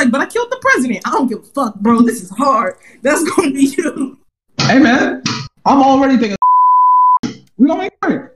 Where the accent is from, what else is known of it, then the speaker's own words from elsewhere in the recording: Maryland, United States; I'm from PG County. I'm from Moco.